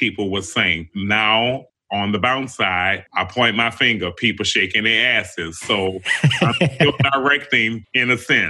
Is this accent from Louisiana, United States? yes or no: yes; New Orleans, Louisiana, United States; So I grew up in New Orleans on Josephine Street. And, you know, it was a fun place for me growing up here in the city